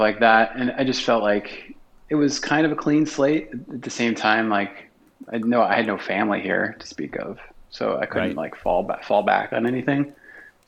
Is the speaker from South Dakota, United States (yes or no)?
yes; South Dakota, United States; moved away as an adult; now in Minneapolis, United States; I'm a transplant. I'm from South Dakota